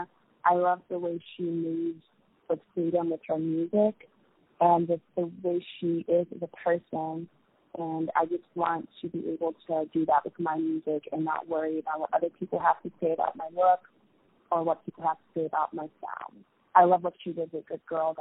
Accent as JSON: {"language": "English", "region": "Lagos", "country": "Nigeria", "tie": "born or raised there", "moved": "yes", "lives_now": "Los Angeles, United States", "said": "I grew up in, as you know, Lagos, which is like such a huge city in Nigeria"}